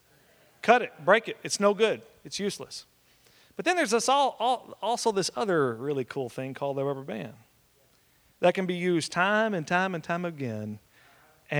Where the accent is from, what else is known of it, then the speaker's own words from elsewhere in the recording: Oklahoma, United States; moved away; also born or lived in West Texas; I'm from Oklahoma originally